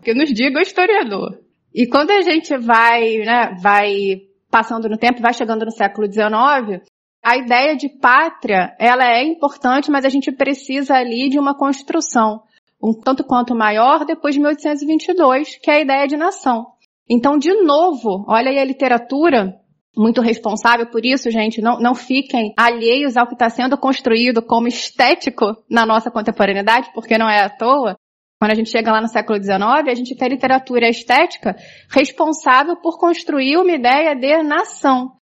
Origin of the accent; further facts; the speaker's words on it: Brazil; eu sou brasileira